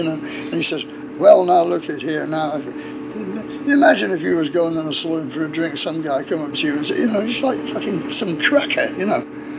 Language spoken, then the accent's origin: English; England, United Kingdom